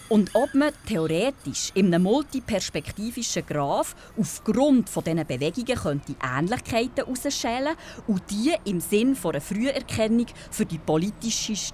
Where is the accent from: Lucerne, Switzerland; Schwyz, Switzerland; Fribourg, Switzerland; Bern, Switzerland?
Bern, Switzerland; Ich bin hier in Bern aufgewachsen, im Breitsch.